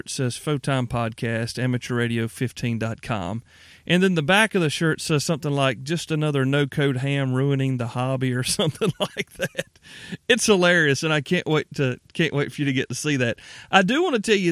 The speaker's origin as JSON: {"language": "English", "region": "Upstate South Carolina", "country": "United States", "tie": "born or raised there", "said": "I hail from the upstate of South Carolina, born and bred, as my accent probably lends pretty well."}